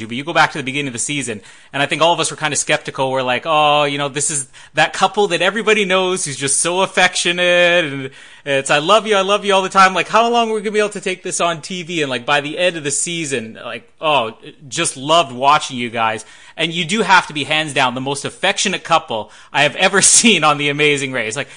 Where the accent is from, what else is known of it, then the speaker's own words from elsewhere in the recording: Winnipeg, Manitoba, Canada; I'm from Winnipeg, and here in Manitoba, like, everybody asks, can I sit here?